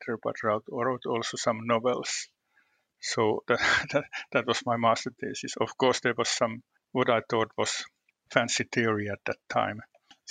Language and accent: English; Western Finland, Finland; I was born in the western part of Finland in a region that's known, I would say that it's known as a conservative part of the country